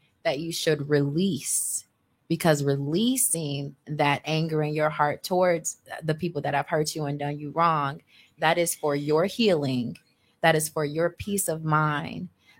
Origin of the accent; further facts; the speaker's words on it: Chicago, Illinois, United States; So y'all know I'm from Projects of Chicago. Moved up here, all that good stuff. lived in a shelter, eventually moved out to Cudahy, right?